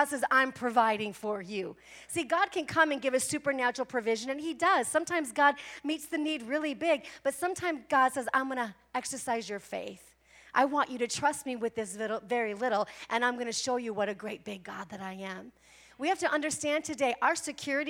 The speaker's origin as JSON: {"language": "English", "region": "Midwest", "country": "United States", "moved": "yes", "lives_now": "Arizona, United States", "said": "I'm from the Midwest"}